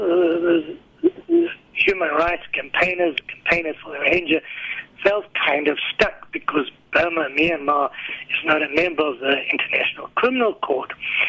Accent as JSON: {"language": "English", "country": "South Africa"}